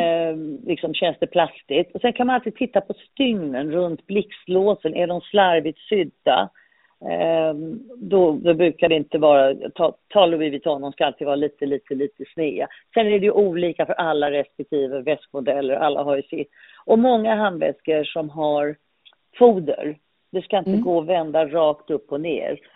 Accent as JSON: {"language": "Swedish", "town": "Malmö", "region": "Skåne", "country": "Sweden", "tie": "born or raised there", "also_born_or_lived": "London", "moved": "as an adult", "said": "jag är uppvuxen i Malmö"}